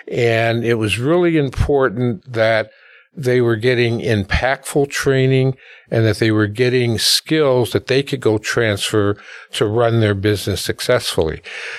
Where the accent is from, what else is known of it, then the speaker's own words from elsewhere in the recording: Milwaukee, Wisconsin, United States; Well, I, first of all, I'm a proud alumni of the Milwaukee public school system. So I was born and raised in Milwaukee.